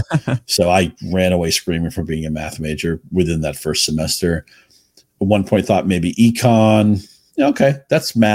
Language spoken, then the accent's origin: English; New England, United States; I mean, I grew up in New England with this killer Boston Globe sports section